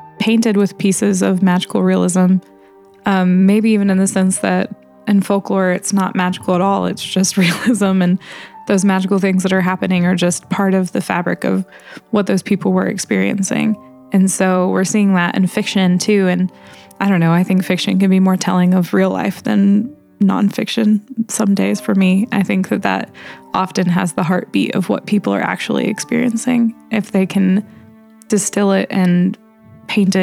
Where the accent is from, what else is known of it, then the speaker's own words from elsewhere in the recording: Indiana, United States; everybody knows everybody's business in my hometown